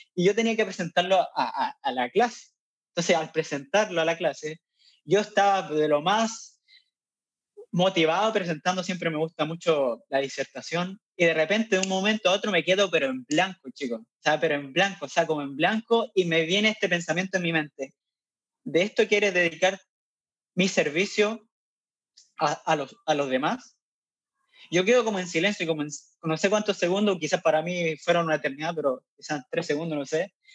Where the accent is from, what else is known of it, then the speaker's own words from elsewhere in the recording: Curicó, Maule, Chile; moved away as an adult; also born or lived in La Cisterna, Santiago, Chile; now in Chad; yo soy, nací en Curicó, en el sur centro de Chile